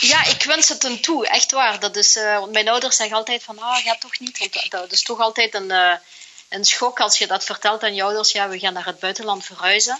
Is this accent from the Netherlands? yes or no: no; Flanders, Belgium; moved away as an adult; now in Singapore